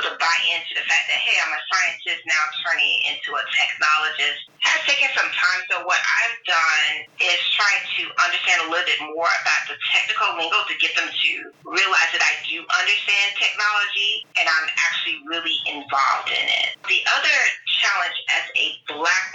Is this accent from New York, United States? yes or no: no; Tampa, Florida, United States; moved away as an adult; also born or lived in rural Alabama / Tennessee; I grew up between Tampa, Florida and rural Alabama on a farm